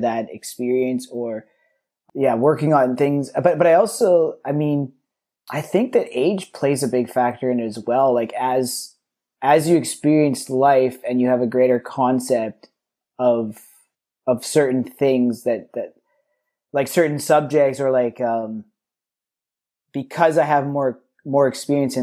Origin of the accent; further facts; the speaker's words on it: Vancouver, British Columbia, Canada; I grew up in the West End of Vancouver